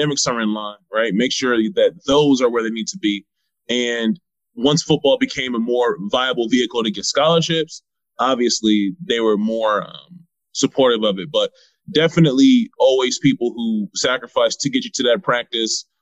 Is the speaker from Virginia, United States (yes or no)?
yes; Virginia Beach, Virginia, United States; also born or lived in Nigeria; now in Washington, D.C., United States; I'm from Virginia Beach, Virginia. obviously by way of Nigeria